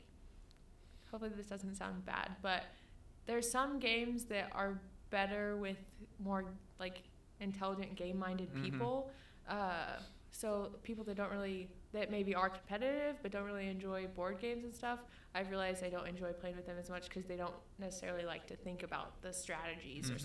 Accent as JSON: {"language": "English", "town": "Mound City", "country": "United States", "tie": "born or raised there", "said": "Mound City, my hometown."}